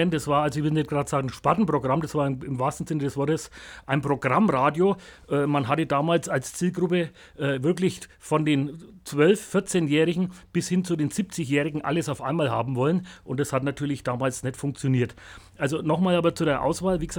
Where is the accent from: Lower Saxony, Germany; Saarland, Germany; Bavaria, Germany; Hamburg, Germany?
Bavaria, Germany; accent: Franconian; Ich habe gesagt, nee, als Franke hat man da eh keine keine Chance mehr, spricht dazu Fränkisch, also das funktioniert nicht.